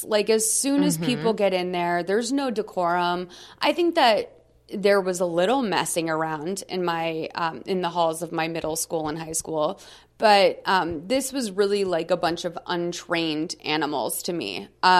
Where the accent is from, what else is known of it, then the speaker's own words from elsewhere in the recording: Massachusetts, United States; I grew up in Massachusetts. I will say that it was very much the same energy around you have to go to college.